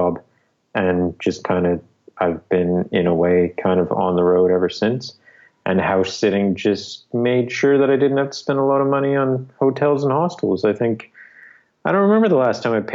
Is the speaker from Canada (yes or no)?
yes; Canada; moved away as an adult; also born or lived in Newfoundland; my home province.